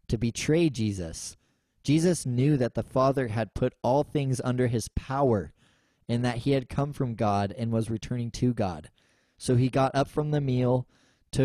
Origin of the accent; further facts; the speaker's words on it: United States; us as American Christians